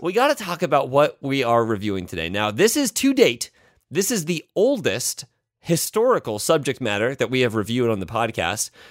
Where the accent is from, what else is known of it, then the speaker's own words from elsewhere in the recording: Indiana, United States; I'm from Indiana